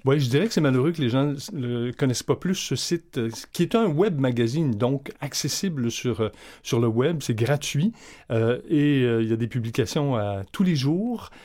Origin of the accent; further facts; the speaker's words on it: Hull, Quebec, Canada; now in Montreal, Canada; natif de Hull, mais j'habite à Montréal depuis